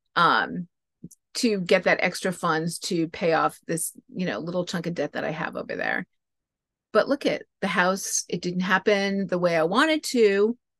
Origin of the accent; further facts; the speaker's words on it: New England, United States; moved away; I grew up in New England